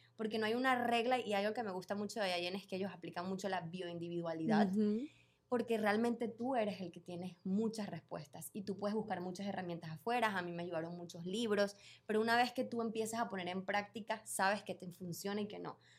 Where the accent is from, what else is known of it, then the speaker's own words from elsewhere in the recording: Venezuela; moved away as an adult; also born or lived in Panama; Yo vivía en Panamá, en ese momento yo soy venezolana y me mudé de Venezuela a Panamá